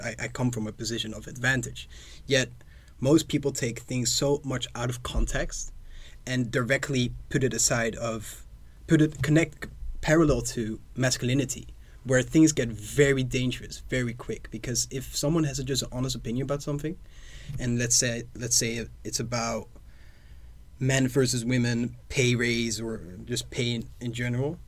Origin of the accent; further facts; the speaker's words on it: Netherlands; I am from the Netherlands